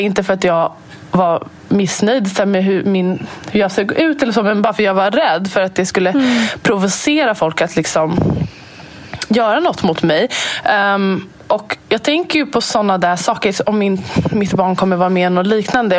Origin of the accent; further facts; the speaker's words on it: Sweden; jag är född och uppvuxen här i Sverige